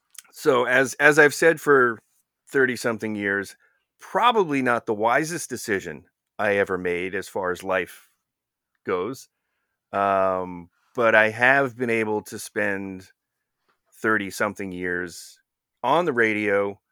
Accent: New Jersey, United States; I grew up in North Jersey. So, you know, it's almost as likely that I would have had a New York accent.

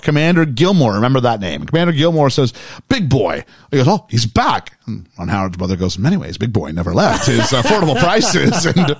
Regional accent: Canada; As a Canadian

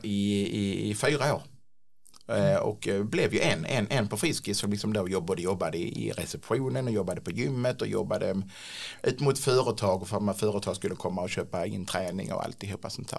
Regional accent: Klippan, Skåne, Sweden; now in Ängelholm, Sweden; Från början så kommer jag inte från Ängelholm utan jag är en sån här klippanpåg eh, som har sprungit runt på gatorna i Klippan och hittat på bus

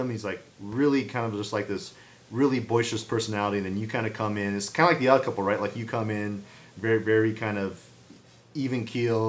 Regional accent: San Jose, California, United States; my hometown of San Jose

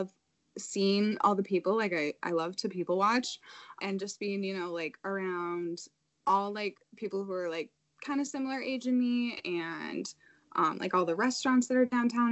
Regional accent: Illinois, United States; moved away as an adult; now in Madison, United States; I'm from Illinois originally.

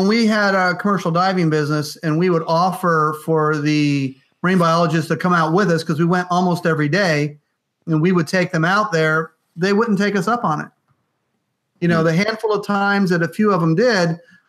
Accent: West Palm Beach, Florida, United States; I grew up in West Palm Beach too

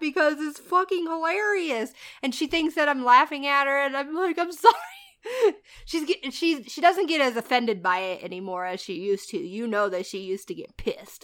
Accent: Indiana, United States; moved away; I'm from Indiana.

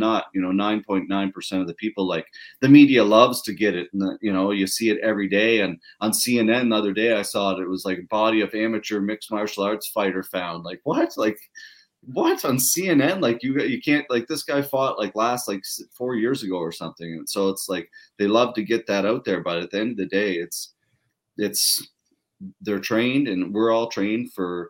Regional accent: Pictou, Nova Scotia, Canada; I come from Pictou, so very similar small town fishing community.

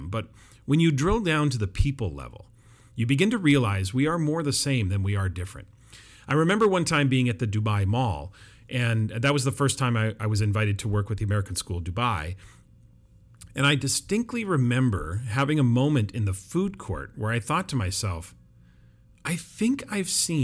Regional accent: Vancouver, British Columbia, Canada; where I live, the Metro Vancouver area, is one of the most diverse cities in the world, so it's not like I'm not used to living in a multicultural city, but it's my hometown

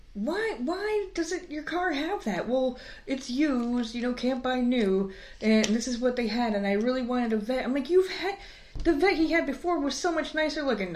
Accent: New York, United States; I grew up in fucking New York

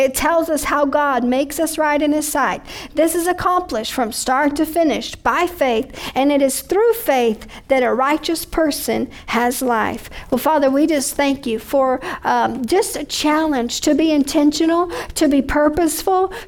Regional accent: United States; I'm an American

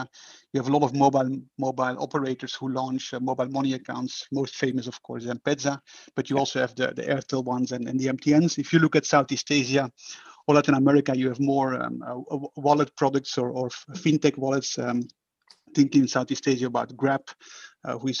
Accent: Belgium; moved away as an adult; now in Singapore; I am from Belgium.

